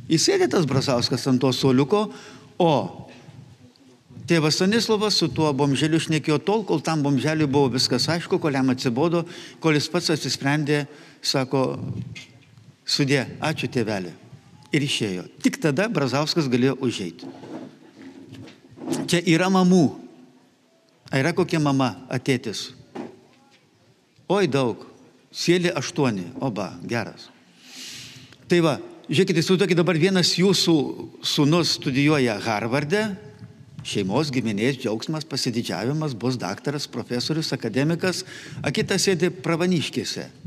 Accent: Lithuania

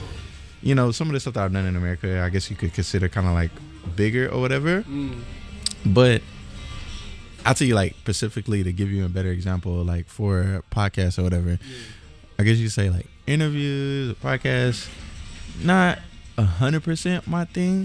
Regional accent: DeRidder, Louisiana, United States; also born or lived in Atlanta, Georgia; now in Tokyo, Japan; I'm from DeRidder, Louisiana

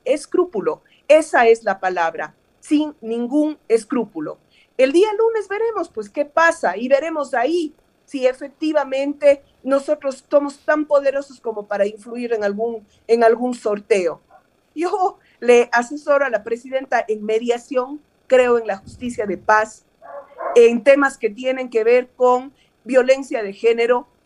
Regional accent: Cuenca, Azuay, Ecuador; Yo vengo de Cuenca

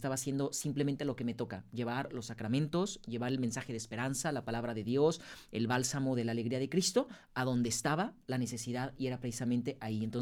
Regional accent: Guadalajara, Jalisco, Mexico; Soy de Guadalajara.

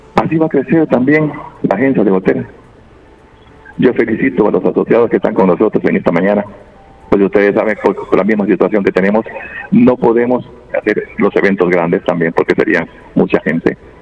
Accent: Santa Rosa de Lima, La Unión, El Salvador; Santa Rosa de Lima, de donde yo soy originario

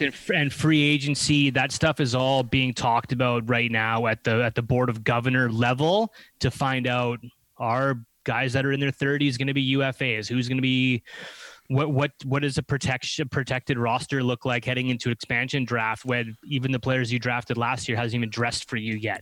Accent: Canada; we are Canadian

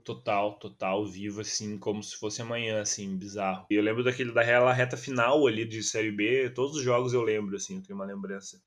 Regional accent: Gravataí, Rio Grande do Sul, Brazil; aqui por Gravataí, eu sou de Gravataí

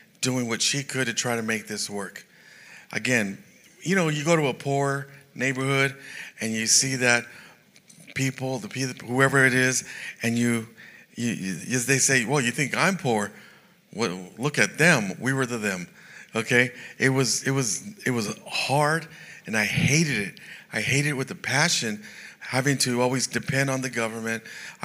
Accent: San Jose, California, United States; I was raised in San Jose, California

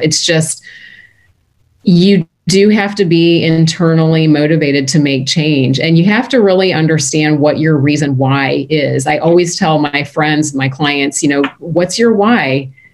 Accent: United States; moved away as an adult; also born or lived in Canada / Baltimore; I'm born and raised American

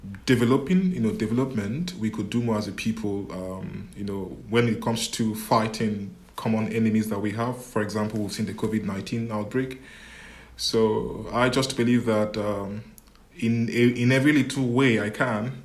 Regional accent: Imo, Nigeria; moved away; I am a Nigerian by birth.

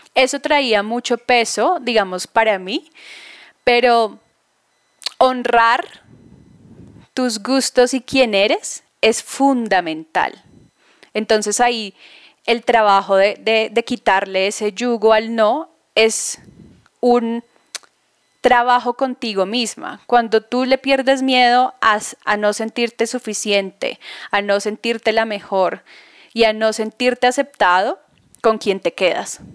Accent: Bogotá, Colombia; moved away as an adult; Estoy basada ahora en Bogotá, soy bogotana, viví ocho años fuera del país

